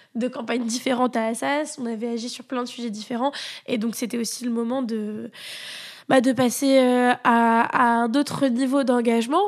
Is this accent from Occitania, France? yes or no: yes; Toulouse, Occitania, France; moved away as an adult; also born or lived in Paris; je venais euh, de, de Toulouse euh, et donc j'arrivais pour faire mes études à Paris